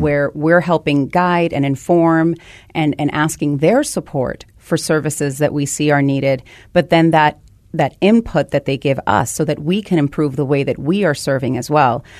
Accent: Guaynabo, Puerto Rico; moved away as an adult; now in United States; So I grew up in Puerto Rico, and I came here just to go to college.

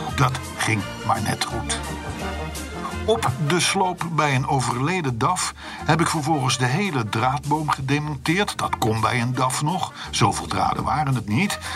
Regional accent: Netherlands; als Hollanders

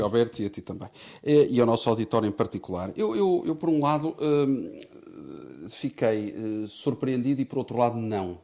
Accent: Portugal; como português

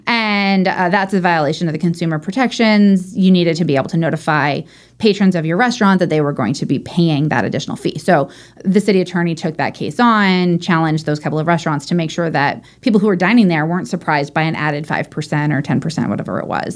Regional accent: Orange County, California, United States; moved away as an adult; also born or lived in Long Beach; now in San Diego, United States; I grew up in Orange County.

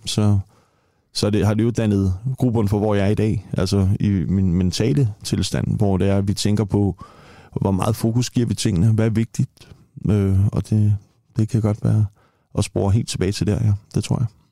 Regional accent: Copenhagen, Capital Region of Denmark, Denmark; født og opvokset i Tingbjerg

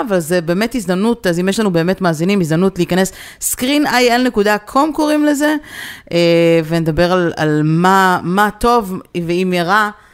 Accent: Israel; moved away; בתור ישראלים שכרגע נמצאים בחו"ל

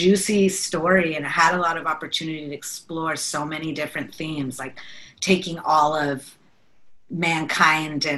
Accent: Bay Area, California, United States; we're both from the Bay Area

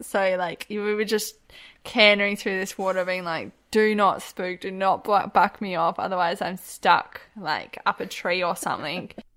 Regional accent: Harvey, Western Australia, Australia; also born or lived in Kimberley; I grew up in Harvey in the southwest

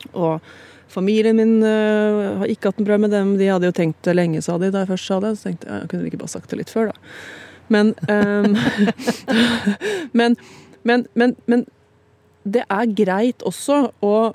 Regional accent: Hamar, Innlandet, Norway; jeg er jo fra Hamar

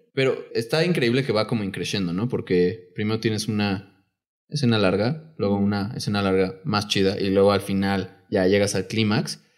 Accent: Mexico; siendo mexicanos

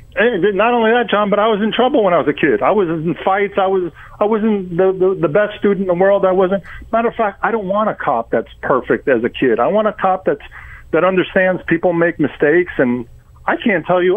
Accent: New York, United States; born or raised there; moved away as an adult; now in Florida, United States

